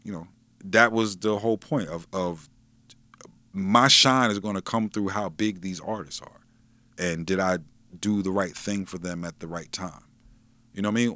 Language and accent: English; Wilmington, Delaware, United States; I'm from Wilmington